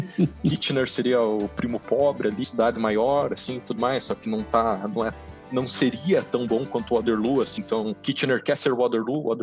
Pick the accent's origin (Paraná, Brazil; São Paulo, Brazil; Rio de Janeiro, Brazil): Paraná, Brazil; Curitiba; De Curitiba.